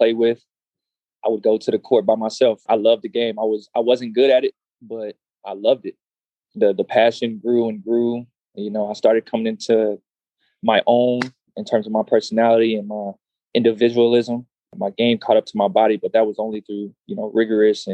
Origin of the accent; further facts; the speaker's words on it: Austin, Texas, United States; So I'm from Austin, Texas. Born and raised